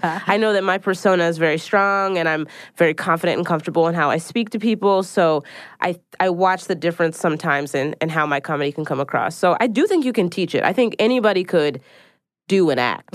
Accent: Philadelphia, Pennsylvania, United States; now in New York City, United States

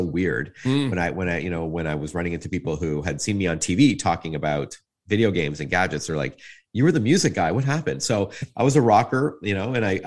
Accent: Toronto, Ontario, Canada; I was born in North York at Branson in 1970

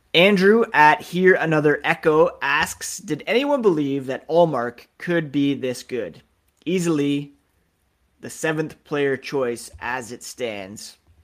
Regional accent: Canada; being Canadian.

